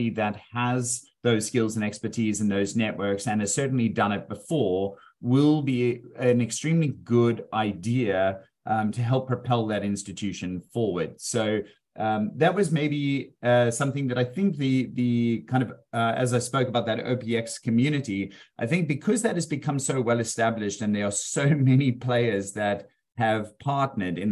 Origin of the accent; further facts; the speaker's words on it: South Africa; also born or lived in Australia; now in Melbourne, Australia; I was originally from South Africa